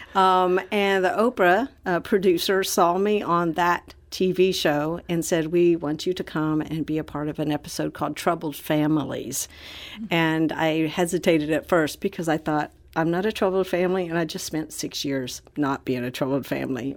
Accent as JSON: {"language": "English", "town": "Orlando", "region": "Florida", "country": "United States", "tie": "born or raised there", "said": "back to my hometown for a homecoming in Orlando, Florida"}